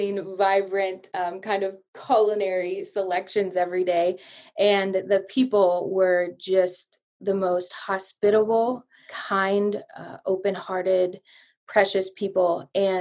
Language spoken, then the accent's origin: English; United States; moved away as an adult; also born or lived in East Africa; American Jesus following girl